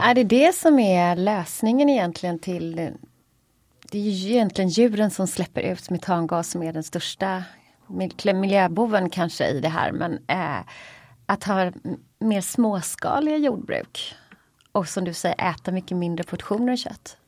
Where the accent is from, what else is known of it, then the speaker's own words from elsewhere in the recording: Gothenburg, Västra Götaland, Sweden; som göteborgare då, får man ju säga, jag är mest uppvuxen på fisk